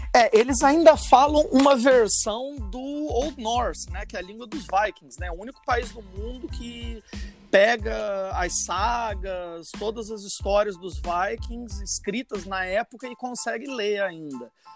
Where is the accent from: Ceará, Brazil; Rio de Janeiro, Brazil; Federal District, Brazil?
Rio de Janeiro, Brazil; now in Iceland; eu nasci no Rio, mas minha família toda é italiana